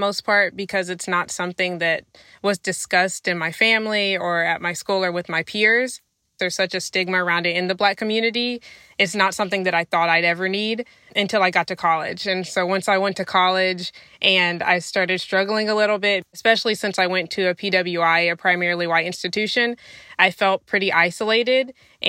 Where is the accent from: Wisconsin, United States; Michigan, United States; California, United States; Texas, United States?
Texas, United States; I am 24 years old, and I am from Texas, a small town in Texas.